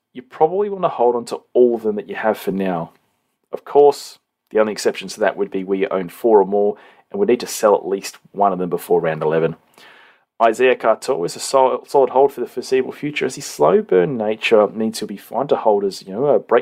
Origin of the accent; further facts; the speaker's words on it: New South Wales, Australia; us New South Welshmen